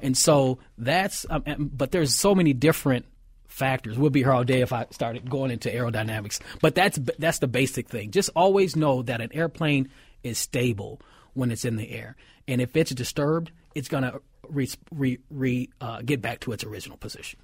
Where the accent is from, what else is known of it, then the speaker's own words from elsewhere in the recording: Minneapolis, Minnesota, United States; I grew up in North Minneapolis